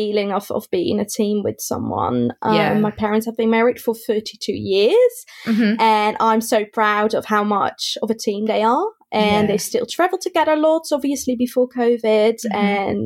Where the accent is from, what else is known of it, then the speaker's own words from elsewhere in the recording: Netherlands; moved away; I grew up in the Netherlands